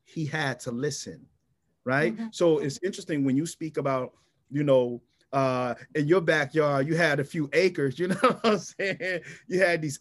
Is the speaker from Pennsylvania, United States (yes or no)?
yes; Philadelphia, Pennsylvania, United States; moved away as an adult; also born or lived in Tennessee; born and raised in North Philadelphia, coming out of North Philadelphia